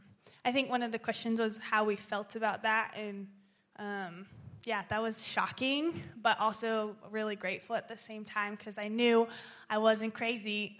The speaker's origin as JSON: {"language": "English", "town": "Topeka", "region": "Kansas", "country": "United States", "tie": "born or raised there", "said": "I grew up in Topeka in a Southern Baptist church"}